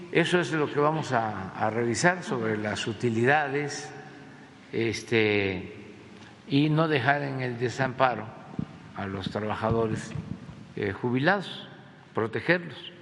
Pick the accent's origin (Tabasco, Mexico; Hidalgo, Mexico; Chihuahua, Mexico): Tabasco, Mexico; moved away as an adult; now in Mexico City, Mexico; siendo tabasqueño